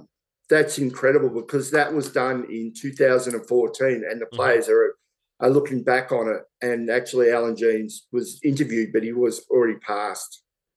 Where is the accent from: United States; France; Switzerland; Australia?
Australia; Victoria; it's funny growing up in Victoria